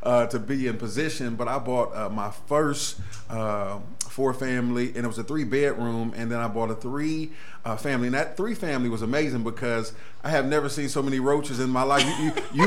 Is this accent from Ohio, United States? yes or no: yes; Cleveland, Ohio, United States; I'm a Cleveland native, of course. I was born in the St. Clair area. East Cleveland is really where I was raised long term